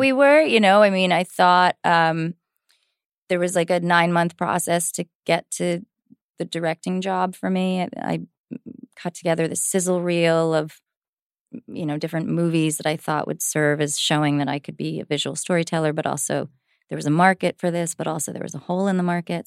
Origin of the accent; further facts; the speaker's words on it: New Jersey, United States; I grew up in Jersey